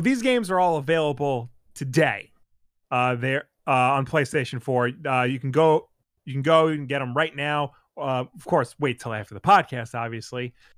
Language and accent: English; United States; as an American